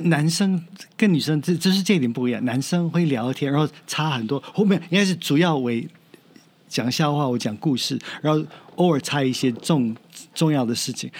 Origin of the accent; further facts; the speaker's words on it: United States; Chinese is a second language; now in Taiwan; 我是美国人没有错，我的文化是美国